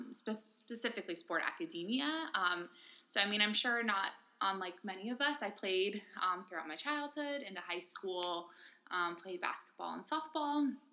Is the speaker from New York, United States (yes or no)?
no; San Francisco Bay Area, California, United States; moved away as an adult; also born or lived in Austin, Texas; In the San Francisco Bay Area. Kind of all over, but like majoritively there.